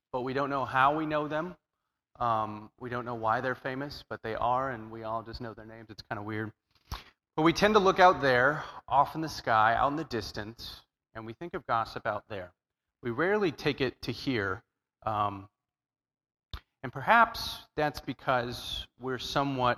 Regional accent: Southern California, United States; I'm from Southern California

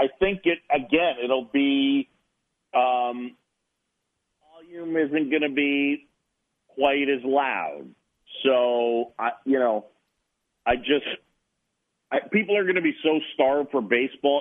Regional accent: New York City, New York, United States; also born or lived in Philadelphia, Pennsylvania; Roosevelt Island, where I grew up in New York City

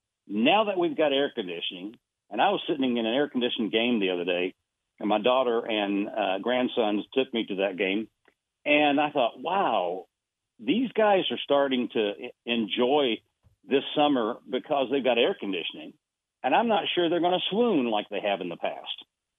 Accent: Buenos Aires, Argentina; I was born and raised in Buenos Aires, Argentina. So I am still celebrating the World Cup with Messi

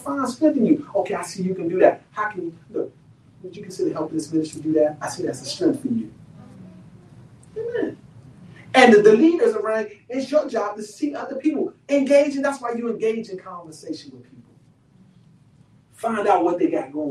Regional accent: Washington, District of Columbia, United States; I'm from Southeast Washington, D.C. One of the poorest areas in the District of Columbia.

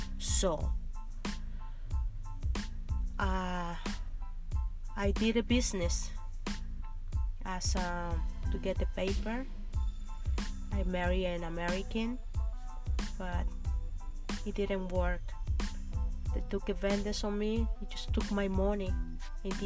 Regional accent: Mexico; moved away as an adult; also born or lived in Mexico City / New Jersey; now in United States; I came from Mexico, and it wasn't easy because they offered me this job to come to the United States

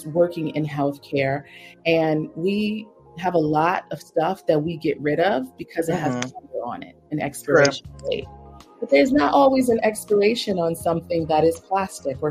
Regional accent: Silver Spring, Maryland, United States; moved away as an adult; now in Northern Virginia, United States; I'm originally from Maryland, Silver Spring, right outside of Washington, D.C. But I currently live in Northern Virginia, also just outside.

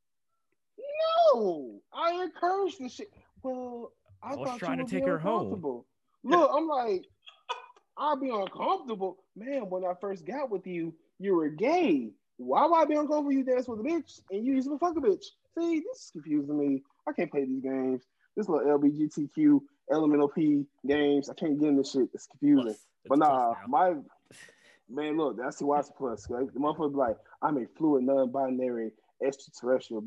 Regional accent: Florida, United States; my hometown here in Florida

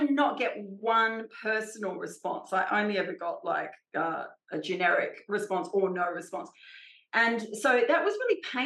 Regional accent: Australia; I'm Australian

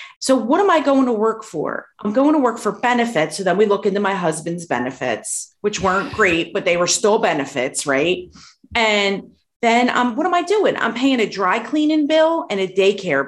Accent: Philadelphia, Pennsylvania, United States; the community that I grew up in Philadelphia

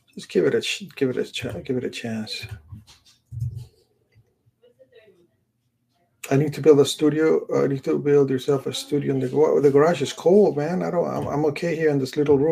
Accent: Los Angeles, California, United States; I grew up in the San Fernando Valley

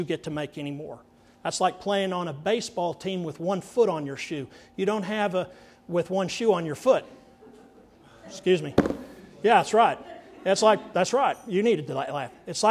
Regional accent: Andrews, United States; growing up in Andrews

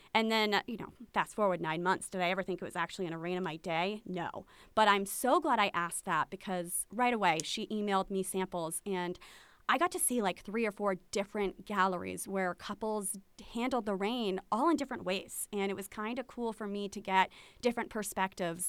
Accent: Aquidneck Island, Rhode Island, United States; we're from Aquidneck Island

